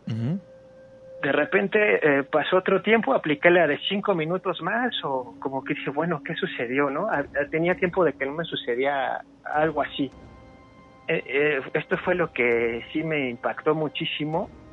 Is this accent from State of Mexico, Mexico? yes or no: yes; Cuautitlán Izcalli, State of Mexico, Mexico; yo soy del Estado de México, eh, de acá de Cuautitlán Izcalli.